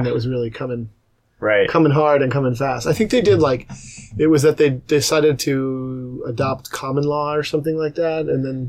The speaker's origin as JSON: {"language": "English", "region": "New York", "country": "United States", "tie": "born or raised there", "moved": "yes", "said": "I grew up in New York, in and around the city, so it was pretty dense and busy. Even when I was in the suburbs, this New York suburbs where I went to high school might have been the equivalent of like a Ballard."}